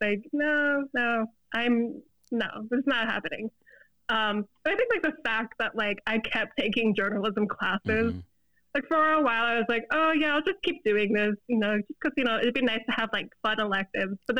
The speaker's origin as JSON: {"language": "English", "region": "Florida", "country": "United States", "tie": "born or raised there", "moved": "as an adult", "lives_now": "Chicago, United States", "said": "I've lived in Florida my whole life, born and raised in Florida"}